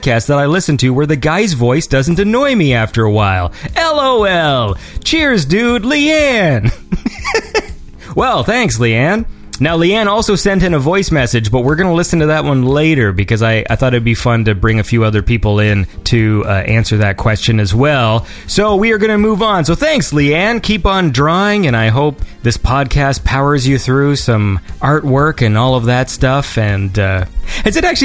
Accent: hometown in Ontario, Canada; now in Toronto, Canada; that smoke reached me in my hometown

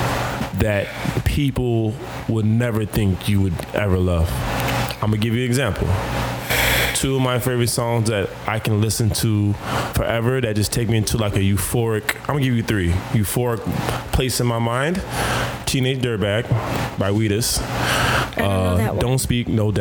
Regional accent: Florida, United States; also born or lived in Jamaica; I'm Jamaican and I'm from Florida

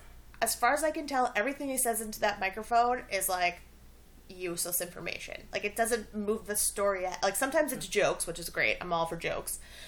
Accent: Ottawa, Ontario, Canada; moved away; I grew up in Ottawa

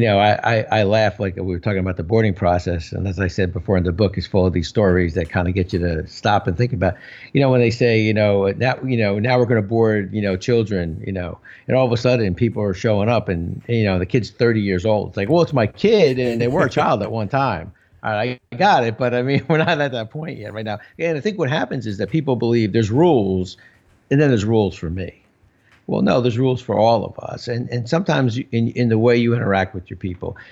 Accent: New Jersey, United States; I'm from New Jersey. And so in Jersey here, everybody's got a guy.

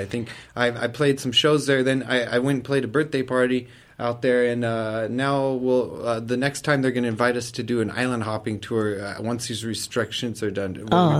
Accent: Berkeley, California, United States; moved away as an adult; now in Luxembourg; I was born in the Berkeley, so right across from the Bay.

